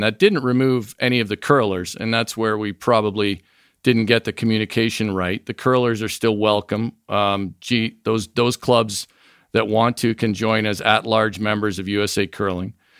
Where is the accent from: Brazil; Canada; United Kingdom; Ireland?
Canada; Niagara Falls, Ontario; moved away as an adult; also born or lived in North Vancouver / Montreal / New York City / Michigan; now in United States; I grew up in the Falls, was born in North Vancouver, actually